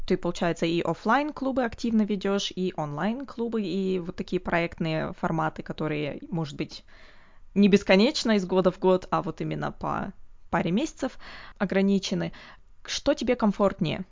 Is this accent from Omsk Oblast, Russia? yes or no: yes; Omsk, Omsk Oblast, Russia; я из Омска